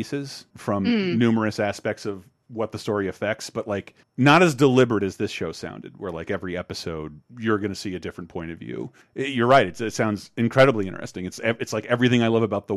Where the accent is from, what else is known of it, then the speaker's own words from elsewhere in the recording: Florida, United States; I had the luxury of being a Floridian with family in Miami